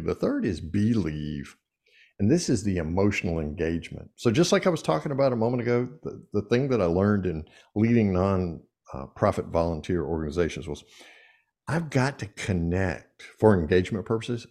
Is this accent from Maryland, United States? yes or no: no; Eastern North Carolina, United States; growing up in Eastern North Carolina